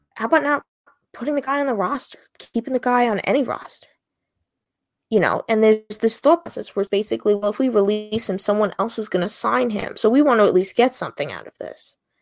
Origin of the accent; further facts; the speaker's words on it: Long Island, New York, United States; I'm from Long Island